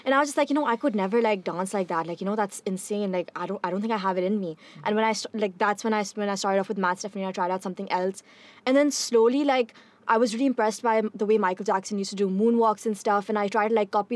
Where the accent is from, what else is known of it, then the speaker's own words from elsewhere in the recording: Pakistan; being a Pakistani girl